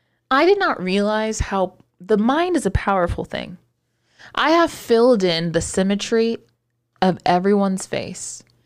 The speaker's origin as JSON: {"language": "English", "region": "Texas", "country": "United States", "said": "I'm from Texas."}